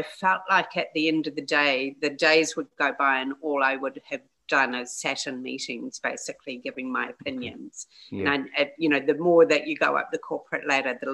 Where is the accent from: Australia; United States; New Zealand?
New Zealand; as a New Zealander